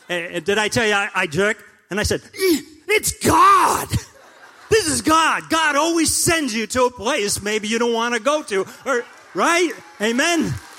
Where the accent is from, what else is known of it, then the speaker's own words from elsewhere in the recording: Providence, Rhode Island, United States; I grew up in South Providence, Elmwood, South Providence section, and the streets were wide, the homes were nice and everything. And, you know, it was kind of a tough place.